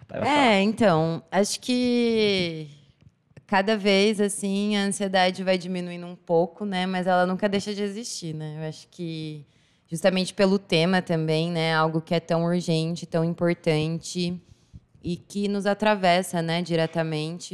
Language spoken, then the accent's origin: Portuguese; Assis, São Paulo, Brazil; sou daqui de Assis mesmo